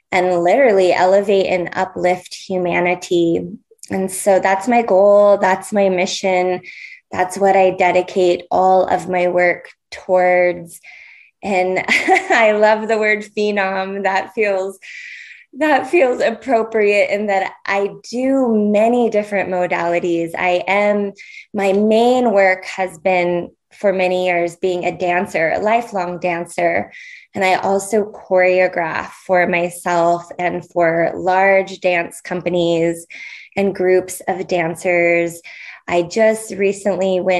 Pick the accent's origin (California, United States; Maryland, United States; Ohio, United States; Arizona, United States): California, United States; now in Portland, United States; I'm born and raised in California